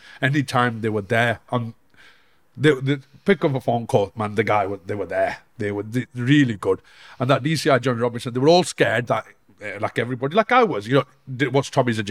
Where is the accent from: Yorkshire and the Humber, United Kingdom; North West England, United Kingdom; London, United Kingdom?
North West England, United Kingdom; Bolton; also born or lived in Denmark; Growing up in the Bolton, Manchester